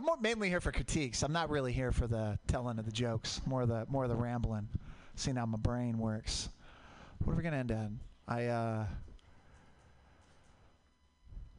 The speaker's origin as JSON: {"language": "English", "town": "Portland", "region": "Oregon", "country": "United States", "tie": "born or raised there", "said": "I grew up in Portland. Mount Hood, volcanic."}